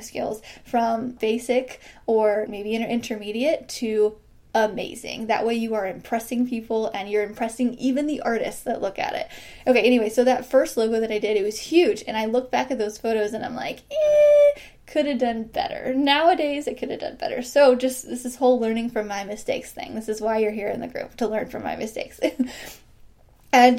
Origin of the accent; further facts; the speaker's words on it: Midwest, United States; I'm from the Midwest